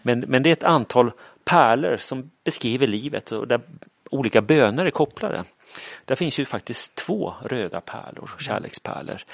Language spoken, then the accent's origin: Swedish; Kalmar, Kalmar County, Sweden; also born or lived in Falköping / Uppsala; now in Linköping, Sweden; Frågan är var jag kommer ifrån brukar jag säga Kalmar, för det är där jag är uppvuxen.